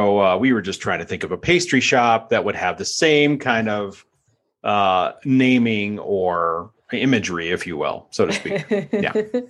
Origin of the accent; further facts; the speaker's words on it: United Kingdom; Well, as a British baking type person that actually enjoys that show